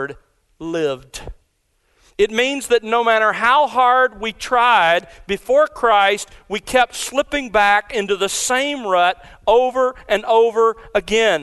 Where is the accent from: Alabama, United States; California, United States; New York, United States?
Alabama, United States; Mobile; I grew up in South Alabama